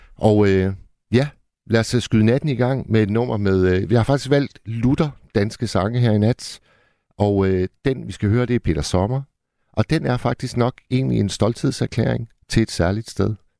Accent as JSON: {"language": "Danish", "town": "Hirtshals", "region": "North Denmark Region", "country": "Denmark", "tie": "born or raised there", "moved": "yes", "said": "i Hirtshals, hvor jeg voksede op"}